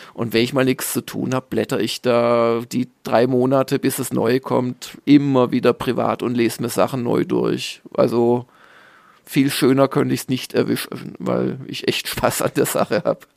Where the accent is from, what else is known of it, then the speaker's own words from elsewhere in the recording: Southern Germany, Germany; als Süddeutscher